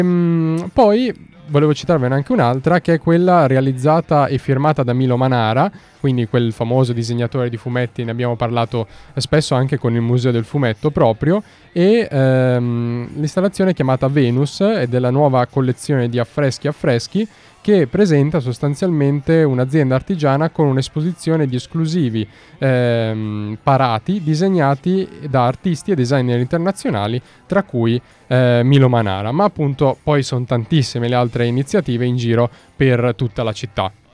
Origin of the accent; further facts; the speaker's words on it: Milan, Lombardy, Italy; io sono milanese